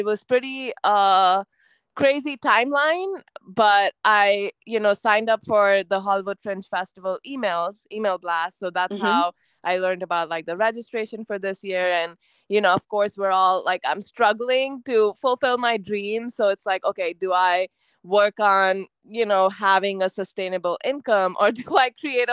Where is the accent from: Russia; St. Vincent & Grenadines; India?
India; moved away as an adult; also born or lived in United States; I'm Indian, but at this point, I also kind of identify with a lot of American traits